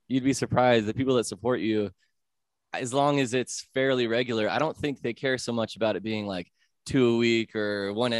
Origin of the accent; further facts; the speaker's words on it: Colorado, United States; I'm from here.